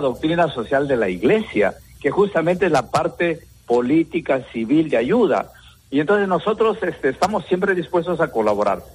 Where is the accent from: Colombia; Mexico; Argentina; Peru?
Peru; también somos ciudadanos peruanos